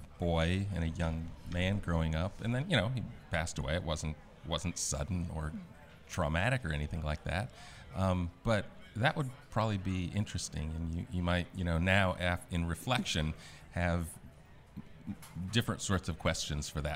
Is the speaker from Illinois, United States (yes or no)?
no; Spokane, Washington, United States; moved away; I'm originally from Spokane, Washington